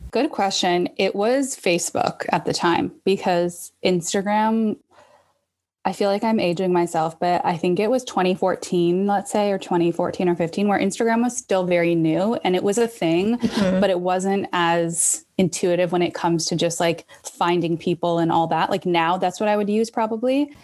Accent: Toronto, Ontario, Canada; also born or lived in Vancouver / Halifax / New York; I was born and raised in Toronto

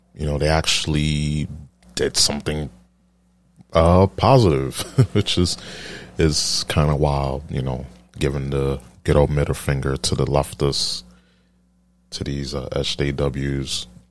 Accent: New York, United States; I'm from New York

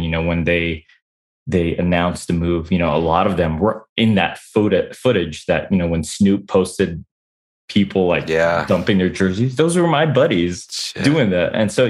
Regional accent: San Diego, California, United States; moved away as an adult; now in Japan; So I moved to Japan 2006. A couple of guys, like, you know, they knew I came from San Diego.

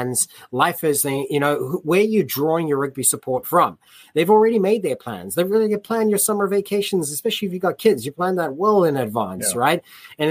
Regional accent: United States; as American rugby fans

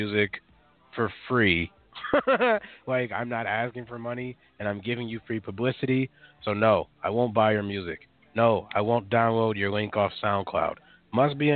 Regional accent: Minneapolis, Minnesota, United States; I grew up in North Minneapolis.

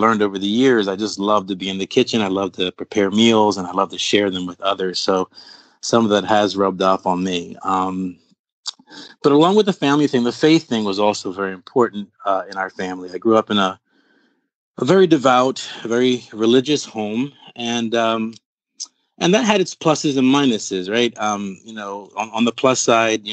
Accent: Philadelphia, Pennsylvania, United States; also born or lived in Brooklyn, New York / Puerto Rico; My family's from Puerto Rico. I was born in Brooklyn, New York, and raised in Philadelphia, Pennsylvania

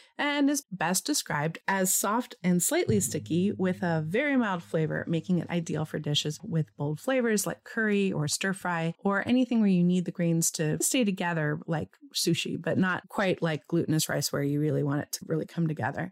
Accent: California, United States; Growing up in California meant that the majority of the rice eaten at our family meals was Calrose

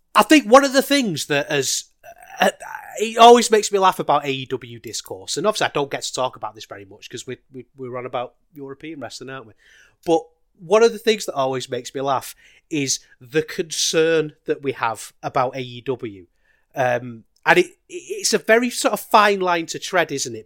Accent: United Kingdom; as a British wrestling fan

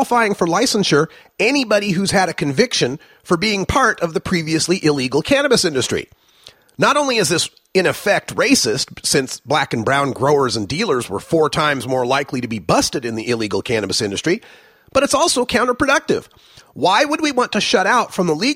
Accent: Oregon, United States; my home state of Oregon

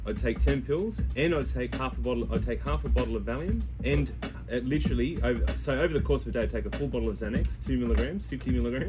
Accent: Australia; also born or lived in Ireland; So born in Ireland, raised in Australia.

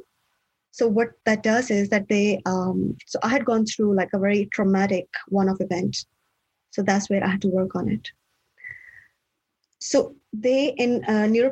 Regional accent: Pakistan; moved away as an adult; also born or lived in Switzerland; now in Australia; I come from Pakistan originally. And for university, I moved to Switzerland

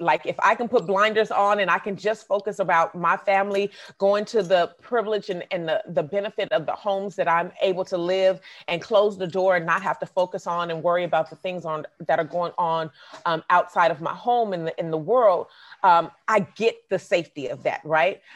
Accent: Oakland, California, United States; I grew up in the Bay Area, but I've also lived in Southern California

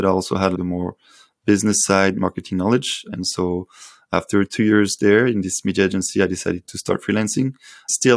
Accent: Paris, Île-de-France, France; calling from Paris, actually. It's my hometown.

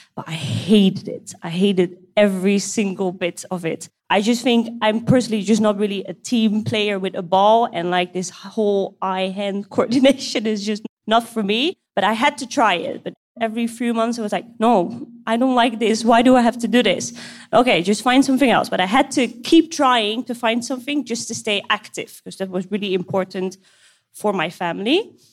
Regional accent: Amsterdam, North Holland, Netherlands; now in Kuwait; I'm 27 years old and I'm from the Netherlands, Amsterdam

